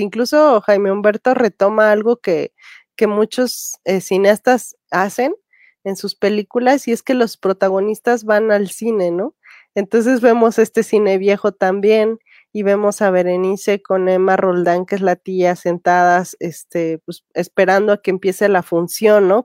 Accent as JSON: {"language": "Spanish", "country": "Mexico"}